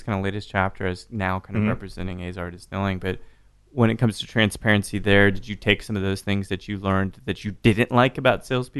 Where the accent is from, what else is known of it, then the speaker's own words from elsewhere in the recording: Roswell, New Mexico, United States; I was born in Roswell, actually.